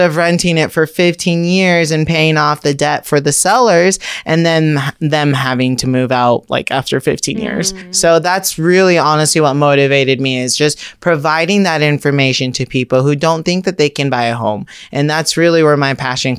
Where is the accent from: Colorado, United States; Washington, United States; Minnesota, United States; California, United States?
California, United States; Orange County; I grew up in Orange County